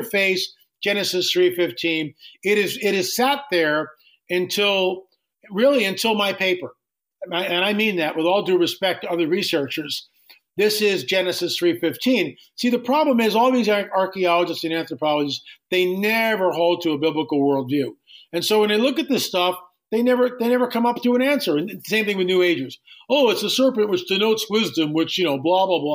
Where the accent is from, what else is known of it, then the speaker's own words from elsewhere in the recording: Valley Forge, Pennsylvania, United States; I grew up right outside of Valley Forge, 3 miles from Valley Forge, Pennsylvania